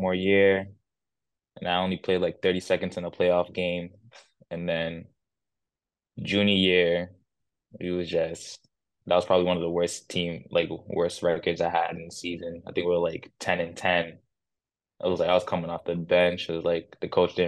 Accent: Brockton, Massachusetts, United States; moved away as an adult; now in Poland; Brockton born and raised

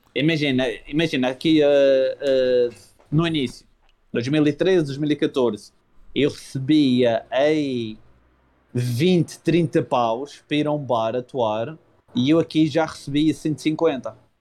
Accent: Madeira, Portugal; also born or lived in Lisbon; vou, mas é para a minha terra

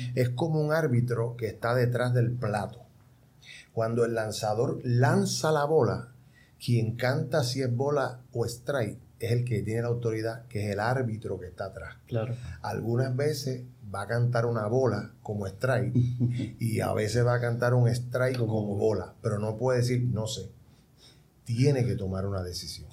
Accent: Puerto Rico; now in Dominican Republic; nosotros como puertorriqueños, ¿verdad? le damos mucha participación a la gente

